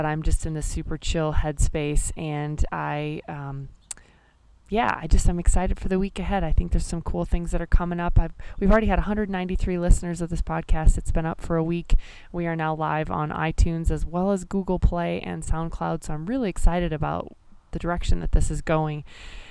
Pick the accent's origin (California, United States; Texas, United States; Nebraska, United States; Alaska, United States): Nebraska, United States; moved away; reconnect with a bunch of folks from my home state